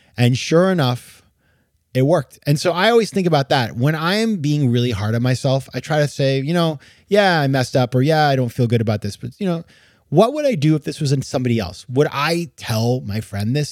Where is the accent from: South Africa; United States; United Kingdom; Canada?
United States; New England; I grew up in New England